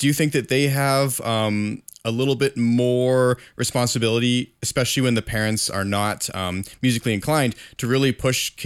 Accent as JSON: {"language": "English", "country": "Canada", "said": "I'm a Canadian"}